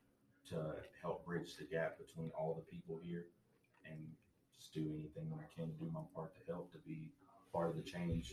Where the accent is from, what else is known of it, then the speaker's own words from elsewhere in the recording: Conway, United States; I'm from Conway, born and raised. Went to school here.